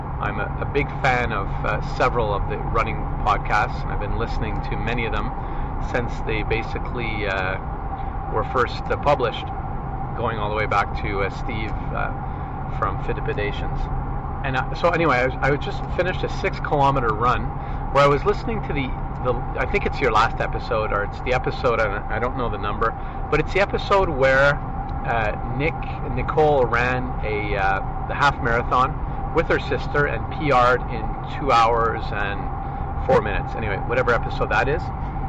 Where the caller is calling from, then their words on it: Hemingford, Quebec, Canada; I'm sending this from Hemingford, Quebec, which is a small rural town, 20 miles south of Montreal, right on the New York-Vermont border.